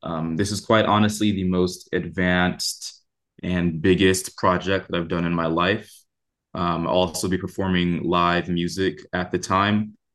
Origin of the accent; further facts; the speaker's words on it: Oakland, California, United States; I'm from Oakland, California, uh, raised by Panthers